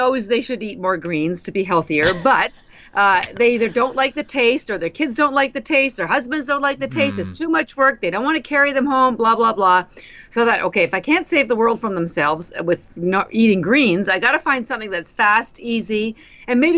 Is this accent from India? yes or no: no; Canada; moved away as an adult; now in Boston, United States; I'm actually Canadian, but I've lived in Boston, Massachusetts for almost 33 years now